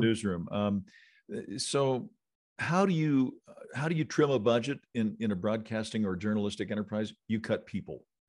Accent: Illinois, United States; also born or lived in Missouri; now in Las Vegas, United States; I grew up in Illinois, which is close

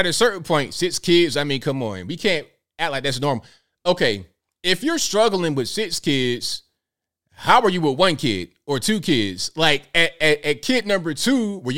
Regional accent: Virginia, United States; Virginia, my home state

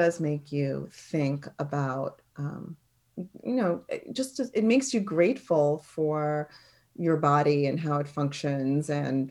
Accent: New York, United States; accent: New York; If you get me mad, my New York accent's going to come out.

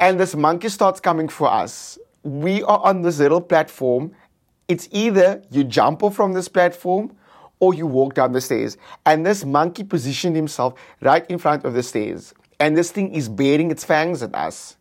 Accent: South Africa; I'm from South Africa

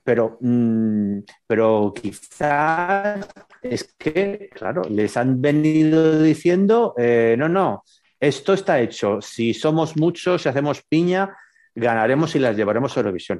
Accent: Burgos, Castile and León, Spain; yo soy de Burgos

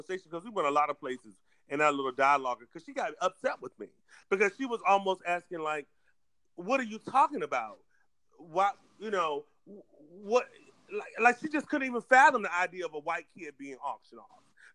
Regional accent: Alloway County, Virginia, United States; Alloway County, Virginia, my hometown

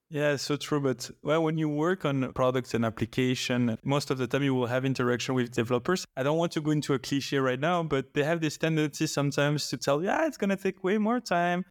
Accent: Belgium; I've been living in Belgium all my life

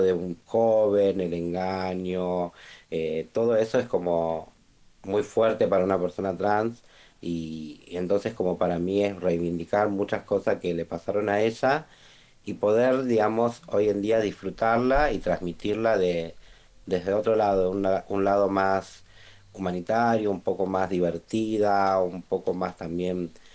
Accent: Rosario, Santa Fe, Argentina; soy de Rosario

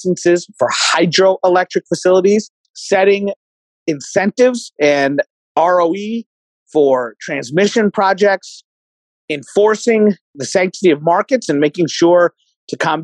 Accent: Kentucky, United States; I'm a Republican from Kentucky, from coal country

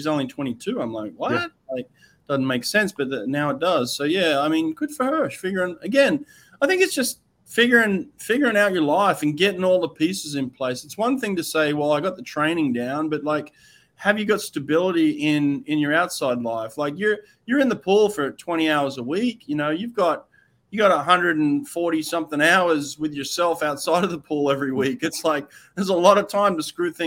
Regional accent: Australia; I'm Australian

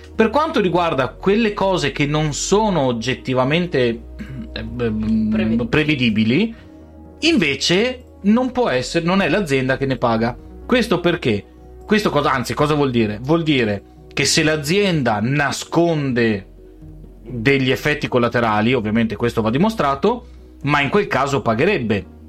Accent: Veneto, Italy

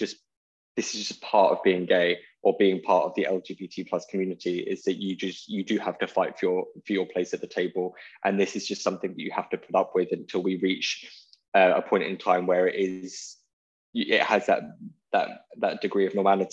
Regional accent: Portsmouth, South East England, United Kingdom; moved away as an adult; I grew up in Portsmouth until I was 21.

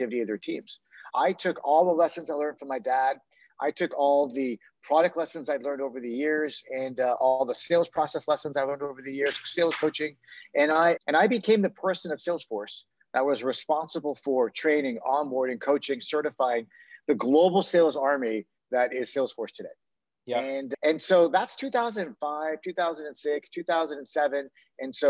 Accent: Toronto, Ontario, Canada; moved away as an adult; now in San Francisco, United States; I'm from Toronto, and I moved to San Francisco about 20 years ago.

